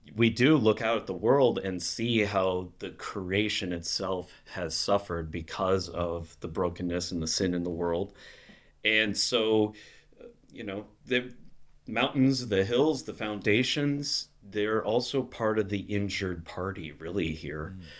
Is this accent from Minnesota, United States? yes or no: yes; Minnesota, United States; moved away as an adult; also born or lived in Chicago / Wisconsin; now in Gurnee, United States; I'm from Minnesota originally and grew up there in a small, uh, Missouri Synod church